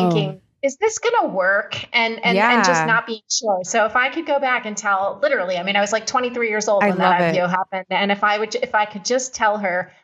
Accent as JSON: {"language": "English", "region": "Pennsylvania", "country": "United States", "tie": "born or raised there", "moved": "yes", "lives_now": "Israel", "said": "I live in Israel, although as you can probably hear, I was not born in Israel. I grew up in Pennsylvania and came here."}